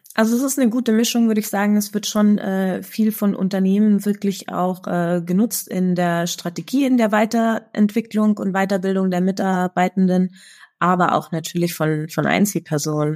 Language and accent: German; Munich, Bavaria, Germany; in München, meiner Heimatstadt